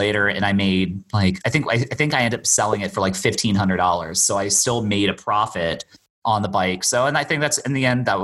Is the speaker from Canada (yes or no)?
no; Bermuda; for the most part, I grew up in Bermuda